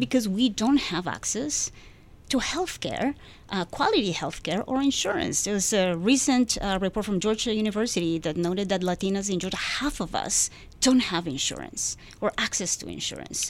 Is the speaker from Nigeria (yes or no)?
no; Peru; English is a second language; now in United States; I come from Peru